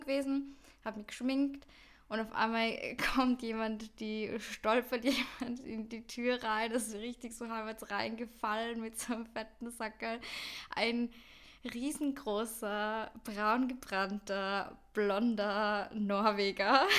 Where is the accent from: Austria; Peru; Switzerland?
Austria; now in Vienna, Austria; in Österreich oder irgendwie bei uns in Europa